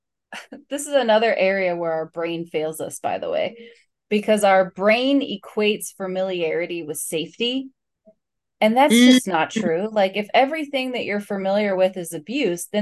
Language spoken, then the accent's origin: English; West Virginia, United States; now in Florida, United States; I grew up in West Virginia.